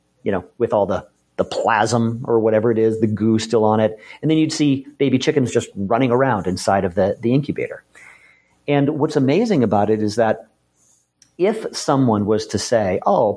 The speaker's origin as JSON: {"language": "English", "town": "Boston", "region": "Massachusetts", "country": "United States", "tie": "born or raised there", "said": "I grew up in Boston"}